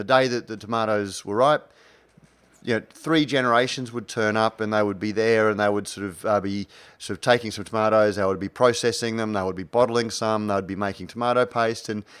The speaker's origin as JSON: {"language": "English", "town": "Brisbane", "region": "Queensland", "country": "Australia", "tie": "born or raised there", "said": "as a Brisbane boy growing up in Brisbane"}